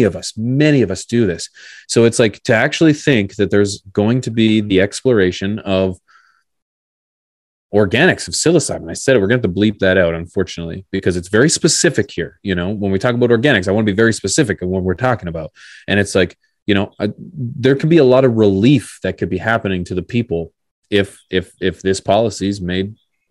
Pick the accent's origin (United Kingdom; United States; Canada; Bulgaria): Canada; I'm Canadian here.